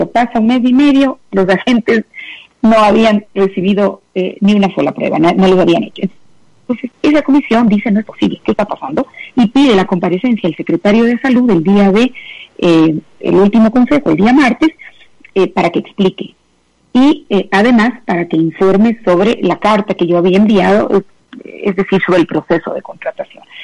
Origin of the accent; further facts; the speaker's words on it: Quito, Pichincha, Ecuador; eh, digamos, apenados y avergonzados, eh, creo que como quiteños y personalmente por esa por esas últimas noticias